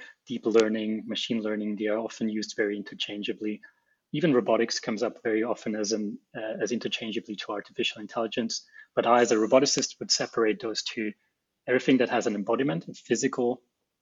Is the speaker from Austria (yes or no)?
yes; Austria; moved away as an adult; also born or lived in Japan; now in Brisbane, Australia; So I'm originally from Austria. I grew up in a small town in the Alps there